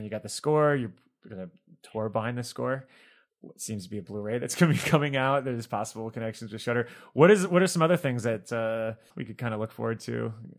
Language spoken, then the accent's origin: English; Miami, Florida, United States; now in Chicago, United States; I'm originally from Miami, but I love the Midwest